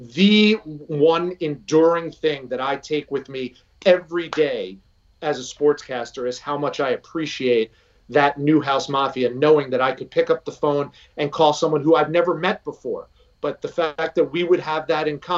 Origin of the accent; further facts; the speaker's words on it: River Vale, New Jersey, United States; growing up in Rivervale, growing up in New Jersey